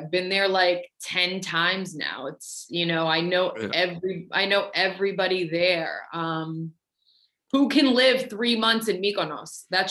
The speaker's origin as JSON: {"language": "English", "town": "Boston", "region": "Massachusetts", "country": "United States", "tie": "born or raised there", "also_born_or_lived": "Las Vegas / San Diego / San Francisco / Chicago", "moved": "as an adult", "lives_now": "New York, United States", "said": "I grew up in Boston. I left when I was 24. I did Vegas, San Diego, San Francisco, Chicago, New York, Miami, back to Boston to launch the brand, back to New York, which is where I am now."}